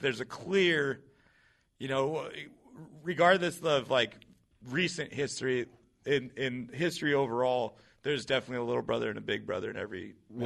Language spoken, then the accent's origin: English; Seattle, Washington, United States; growing up in Seattle